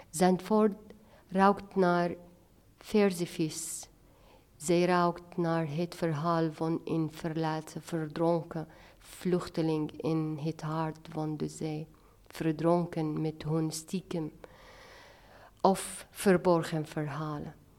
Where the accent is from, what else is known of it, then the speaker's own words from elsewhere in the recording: Latakia, Latakia Governorate, Syria; now in Haarlem, Netherlands; ik ben in Latakia geboren, een van de mooiste steden aan de Middellandse Zee